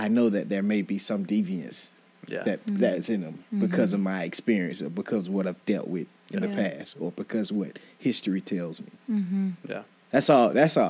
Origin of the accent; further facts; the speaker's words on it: Millersville, United States; I'm from Millersville, mm-hmm. Sparta, Millersville area.